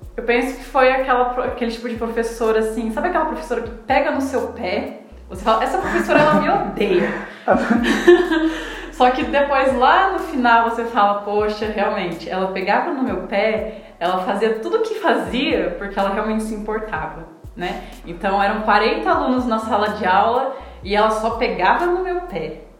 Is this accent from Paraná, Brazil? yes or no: yes; Maringá, Paraná, Brazil; now in Luís Eduardo Magalhães, Brazil; eu sou de Maringá, Paraná, natural de Maringá, Paraná